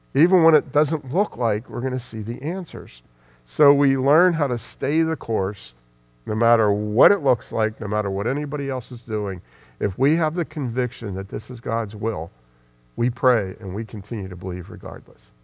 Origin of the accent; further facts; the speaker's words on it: United States; I'm speaking as an American